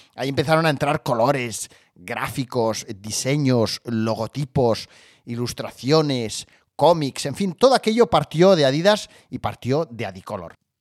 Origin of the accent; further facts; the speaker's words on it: Barcelona, Catalonia, Spain; yo vivo cerca de Barcelona y soy de Barcelona, nacido en Barcelona